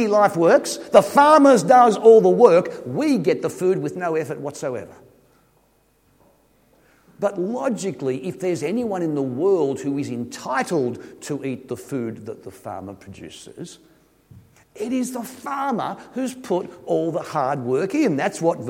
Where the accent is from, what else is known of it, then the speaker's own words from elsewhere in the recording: Sydney, New South Wales, Australia; I come from Sydney. It's kind of a big city, and all our kids are city slickers